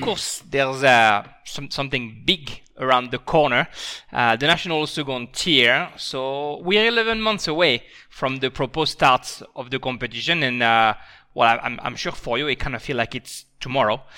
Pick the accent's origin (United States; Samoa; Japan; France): France; now in Australia; as a French person